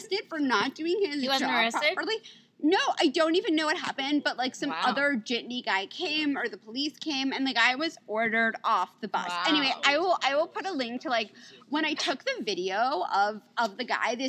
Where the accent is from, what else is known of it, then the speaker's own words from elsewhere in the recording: New York City, New York, United States; moved away as an adult; now in Los Angeles, United States; I grew up in New York City. The city has changed so much, and I've lived in LA for quite a while